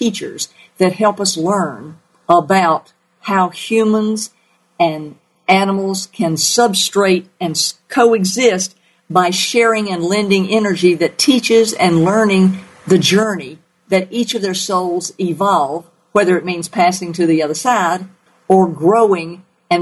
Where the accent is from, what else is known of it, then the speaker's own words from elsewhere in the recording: the South, United States; accent: southern; my southern accent